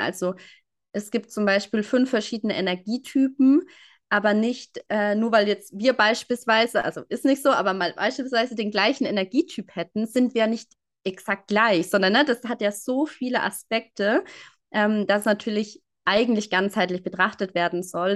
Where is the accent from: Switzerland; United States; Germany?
Germany; near Würzburg, Bavaria; Ich komme aus der Nähe oder aus einem kleinen Ort in der Nähe von Würzburg